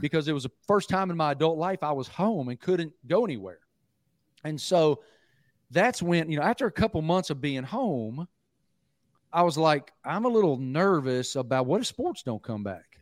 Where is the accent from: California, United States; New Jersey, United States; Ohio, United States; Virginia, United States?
Virginia, United States; Southwest; moved away; I'm from Southwest Virginia originally, grew up going to Virginia Tech games with my dad